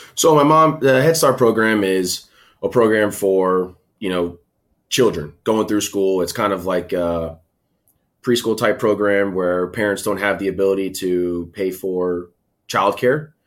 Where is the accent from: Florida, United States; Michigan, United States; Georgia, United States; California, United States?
Florida, United States; Tampa; also born or lived in Schenectady, New York; Moved down to Tampa, Florida when I was two, three years old. So I was raised down here in Tampa.